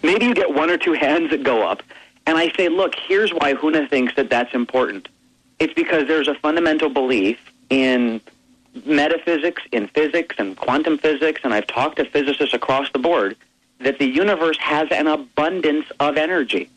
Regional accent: Hawaii, United States; I grew up in Hawaii

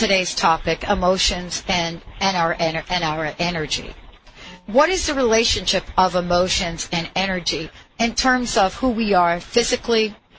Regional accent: New York City, New York, United States; I grew up in New York. So when I hear that song, you know, I see myself on the streets of New York, right? Riding the subway, going downtown, getting on the bus, taking 3 buses to school

